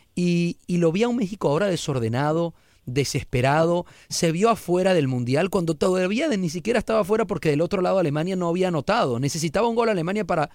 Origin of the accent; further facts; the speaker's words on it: Venezuela; now in United States; en mi país, en Venezuela